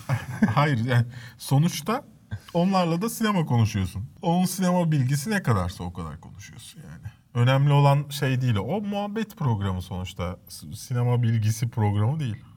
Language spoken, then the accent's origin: Turkish; Istanbul, Turkey; also born or lived in Cide, Kastamonu (family origin) / Maçka, Trabzon (maternal family origin); üç kuşaktır İstanbul'dayız